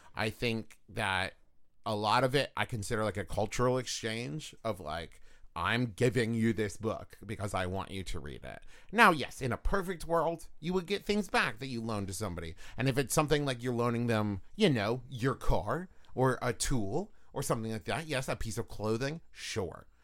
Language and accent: English; West Virginia, United States; I'm from West Virginia